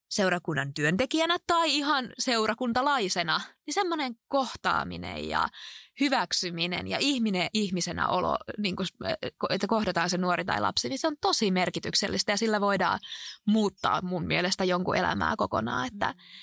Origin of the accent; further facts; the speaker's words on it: Alajärvi, South Ostrobothnia, Finland; moved away; also born or lived in Oulu; mä oon kotoisin tuolta Etelä-Pohjanmaalta, Alajärveltä ja siellä on ollut kaikin puolin ihmisen hyvä kasvaa